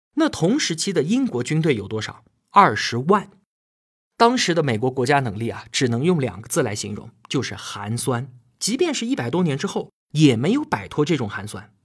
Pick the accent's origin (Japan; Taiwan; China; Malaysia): China; 我们中国人